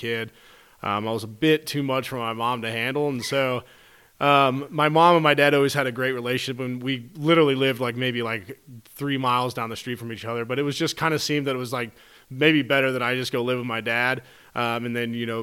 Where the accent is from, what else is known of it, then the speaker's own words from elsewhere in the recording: Cincinnati, Ohio, United States; We grew up in Cincinnati, Ohio